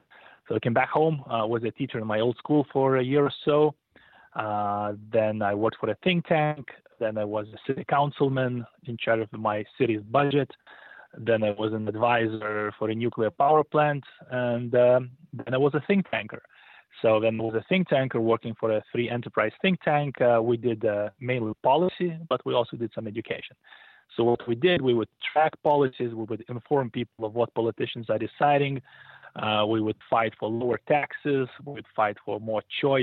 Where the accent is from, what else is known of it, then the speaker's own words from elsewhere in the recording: Lithuania; moved away as an adult; now in United States; I was born in 1981 in the Soviet Socialist Republic of Lithuania, which was, well, Lithuania occupied by Soviet Union.